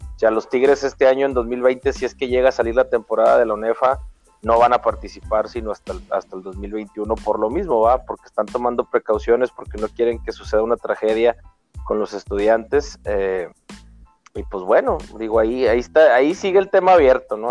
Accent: Mexico; como mexicano

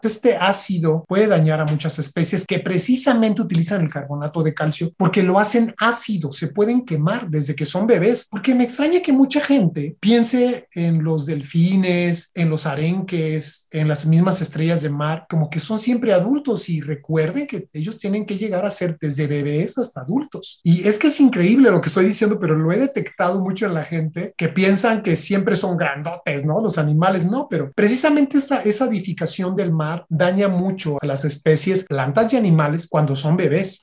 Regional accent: Michoacán, Mexico; also born or lived in Coahuila; Yo nací en Coahuila, pero crecí en Michoacán

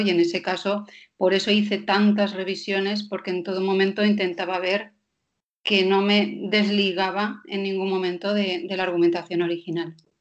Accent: Denmark; soy danesa

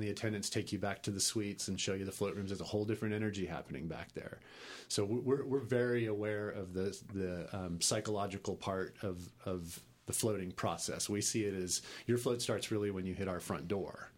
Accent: Texas, United States; also born or lived in New York / Los Angeles; I grew up in Texas

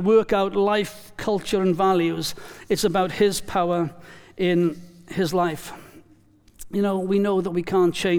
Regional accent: Wales, United Kingdom; now in New Zealand; I am Welsh

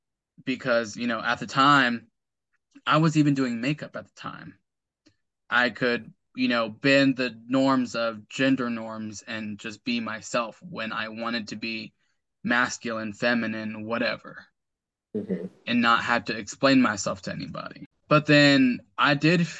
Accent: United States; I was raised here in the States, in the U.S.

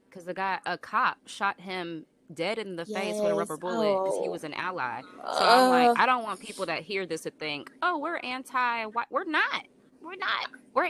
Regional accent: Alabama, United States; I'm from Alabama.

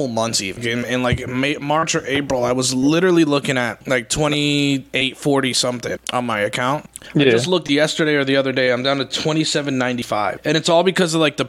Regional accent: New Jersey, United States; also born or lived in Colorado; I'm back home. I was born and raised in Jersey

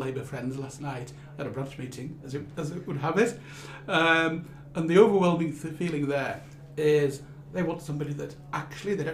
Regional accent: Yorkshire and the Humber, United Kingdom; also born or lived in Rothwell; three white blokes from Yorkshire

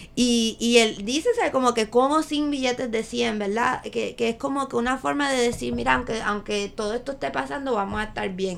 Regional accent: Puerto Rico; los puertorriqueños somos Latinx, o sea, si somos latinos de Estados

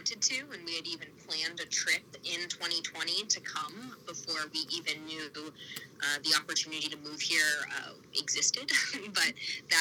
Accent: South Carolina, United States; moved away as an adult; also born or lived in Washington, D.C.; now in Cork, Ireland; But I grew up in South Carolina, but have lived most recently in Washington, D.C.

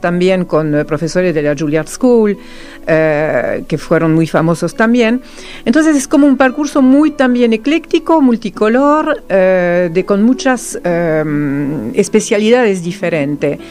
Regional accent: France; first language Serbo-Croatian; Spanish is a second language; moved away as an adult; now in Argentina; Soy la sola francesa

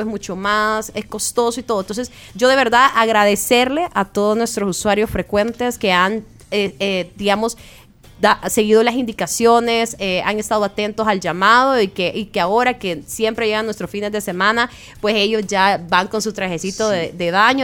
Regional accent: El Salvador; de nosotros como salvadoreños

